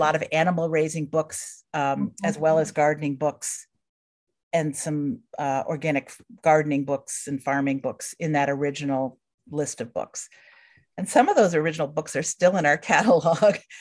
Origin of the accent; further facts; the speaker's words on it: Hamilton, New York, United States; moved away as an adult; also born or lived in Minnesota; I grew up in Hamilton, New York, which is a small town in central New York State